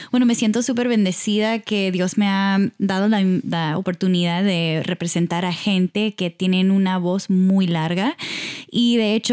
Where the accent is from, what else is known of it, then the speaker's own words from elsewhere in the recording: Houston, Texas, United States; born there; naciste en Houston, sí.